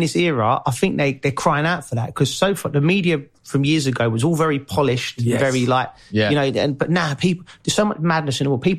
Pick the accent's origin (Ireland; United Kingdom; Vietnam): United Kingdom; London; we talk a certain way and we're from London.